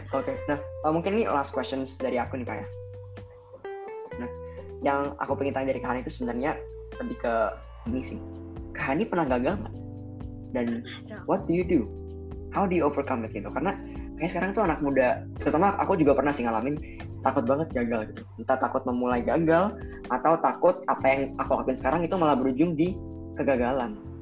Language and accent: Indonesian; Bali, Indonesia; moved away; gue dari Bali nih kan ada teman SMA SMP gue di Bali